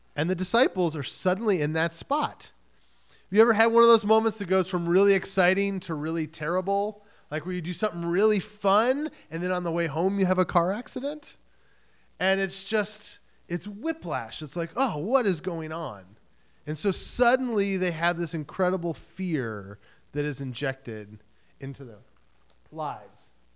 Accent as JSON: {"language": "English", "region": "Michigan", "country": "United States", "tie": "born or raised there", "moved": "yes", "lives_now": "New England, United States", "said": "I grew up in Michigan"}